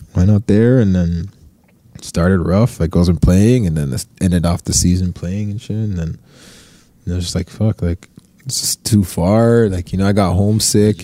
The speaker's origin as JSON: {"language": "English", "town": "Toronto", "region": "Ontario", "country": "Canada", "tie": "born or raised there", "also_born_or_lived": "Brampton, Ontario / Ottawa, Ontario", "said": "I was in Westerona Finch till I was about 10, 11 mm-hmm. years old"}